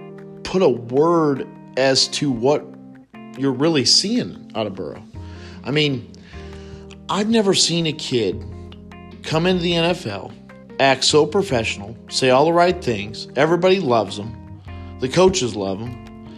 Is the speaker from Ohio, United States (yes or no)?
yes; Northern Ohio, United States; now in Cincinnati, United States; And I'm not even from Cincinnati. Okay, I'm from Northern Ohio.